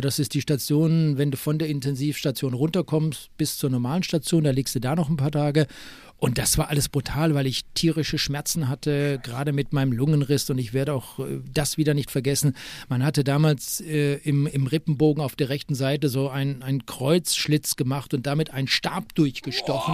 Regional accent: Bochum, North Rhine-Westphalia, Germany; moved away; also born or lived in Freiburg; ich bin in Wattenscheid geboren und nicht in Bochum

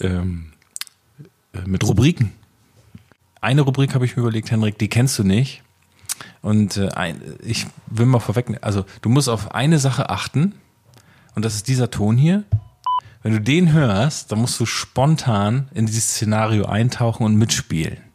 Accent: Oldenburg, Lower Saxony, Germany; ich komme aus Oldenburg

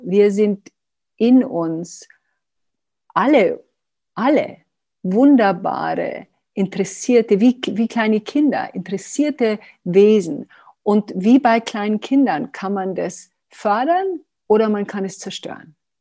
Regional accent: Germany; wir sind auch Deutsche

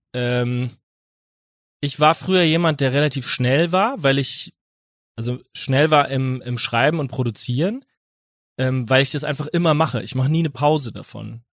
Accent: Winnweiler, Rhineland-Palatinate, Germany; aus Winnweiler aus der Pfalz

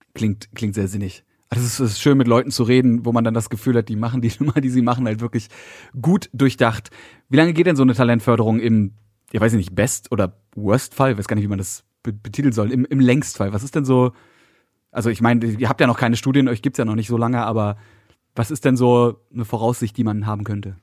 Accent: Berlin, Germany; für mich als Berliner

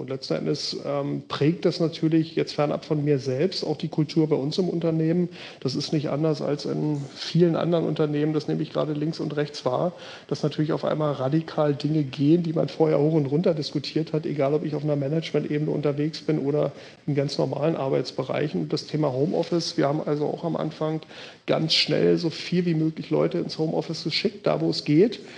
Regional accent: Berlin, Germany; moved away as an adult; also born or lived in Bergedorf, Hamburg; now in Hamburg, Germany; ich natürlich als gebürtiger Berliner

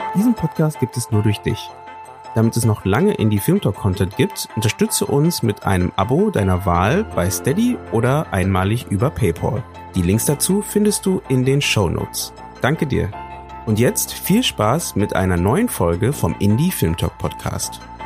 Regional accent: Bonn, North Rhine-Westphalia, Germany; also born or lived in Weimar; bei uns in Bonn, wo ich aufgewachsen bin

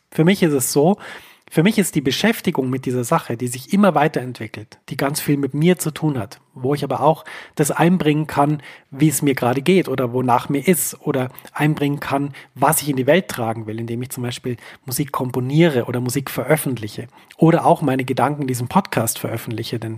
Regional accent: Bavaria, Germany; Ich fand das immer wahnsinnig toll, denn ähm, ich komme aus Bayern. Für mich war das immer sehr, sehr nah, Dinge so auszudrücken.

